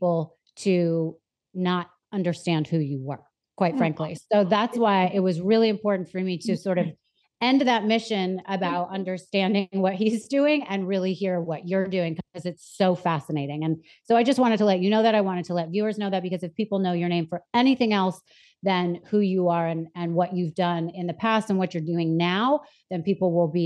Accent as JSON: {"language": "English", "town": "New York City", "region": "New York", "country": "United States", "tie": "born or raised there", "also_born_or_lived": "Anchorage, Alaska", "said": "I was born in Anchorage, Alaska, and I lived there till I was 5. And then I moved to New York City with my mother"}